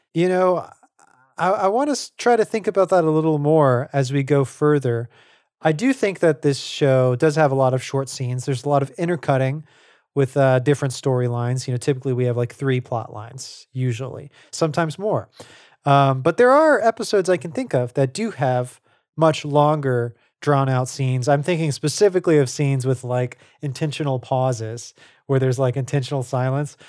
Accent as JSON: {"language": "English", "region": "Louisiana", "country": "United States", "tie": "born or raised there", "moved": "yes", "said": "we're from Louisiana, like, uh, returning to home for me was sort of, like, reacquainting myself with Cajun music"}